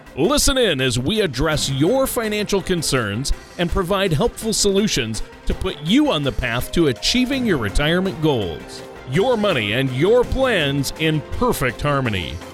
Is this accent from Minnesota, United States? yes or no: yes; Minnesota, United States; I'm from Minnesota